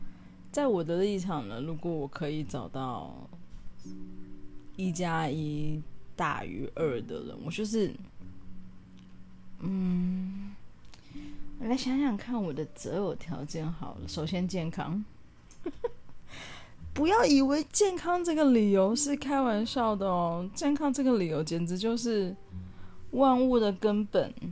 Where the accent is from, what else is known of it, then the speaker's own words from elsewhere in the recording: Taiwan; 然后呢，对，因为我土生土长台湾人啊，我只是，我只是就是，对，我也不知道为什么我讲话口音，哎，我其实改很多哎。我记得我刚回来的时候，我的口音听起来更讨厌。